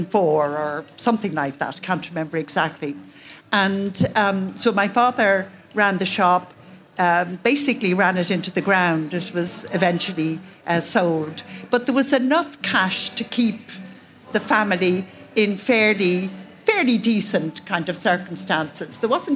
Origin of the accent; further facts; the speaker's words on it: Dublin, Leinster, Ireland; But I was born into what you would call, I think, a very ordinary Dublin middle-class family. My father was a butcher in Rathmines. He had a shop.